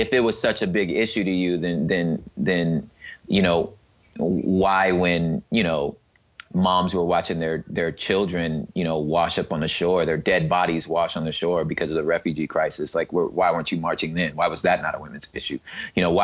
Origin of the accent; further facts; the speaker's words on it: California, United States; also born or lived in Long Beach, California; me being a Californian living in Long Beach